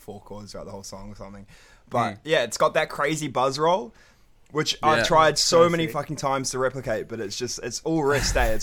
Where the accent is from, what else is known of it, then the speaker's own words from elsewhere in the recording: Wellington, New Zealand; also born or lived in North Shore, Auckland; now in Melbourne, Australia; All of us grew up in the same area of Wellington.